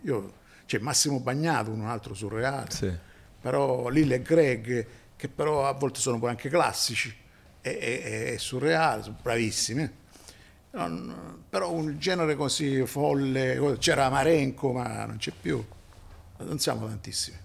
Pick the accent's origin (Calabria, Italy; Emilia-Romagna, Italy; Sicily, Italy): Sicily, Italy; Messina; sono di Messina.